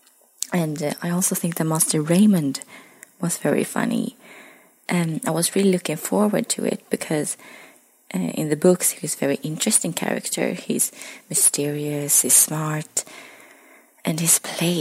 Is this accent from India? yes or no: no; Sweden; I'm from Sweden